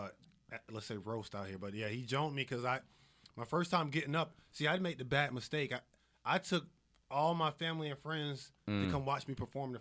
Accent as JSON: {"language": "English", "town": "Atlanta", "region": "Georgia", "country": "United States", "tie": "born or raised there", "said": "I'm from Atlanta, born and raised."}